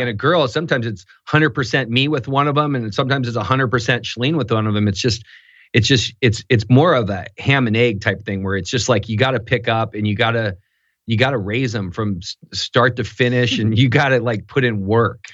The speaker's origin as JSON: {"language": "English", "town": "Newport Beach", "region": "California", "country": "United States", "tie": "born or raised there", "said": "I grew up in Newport Beach, California"}